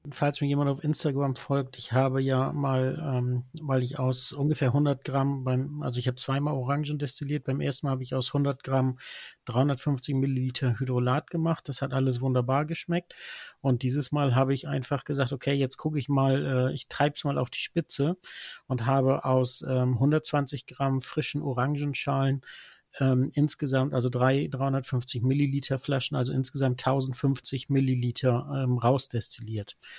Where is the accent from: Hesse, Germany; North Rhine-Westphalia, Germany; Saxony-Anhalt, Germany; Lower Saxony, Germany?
Lower Saxony, Germany; Norderney; als gebürtiger Norderneier